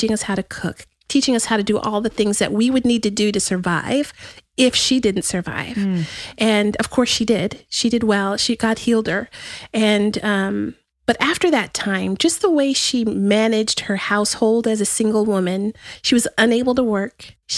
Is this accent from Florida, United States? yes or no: no; El Paso, Texas, United States; also born or lived in White Sands Missile Range, New Mexico; now in Austin, United States; I was born right outside of El Paso in White Sands Missile Range.